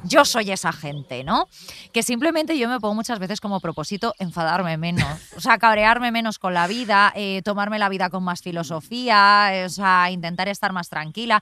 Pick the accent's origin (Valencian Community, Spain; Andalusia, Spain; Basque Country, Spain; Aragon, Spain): Valencian Community, Spain; Alfafar; moved away; also born or lived in Madrid; yo aunque me haya criado a en Valencia, en Alfafar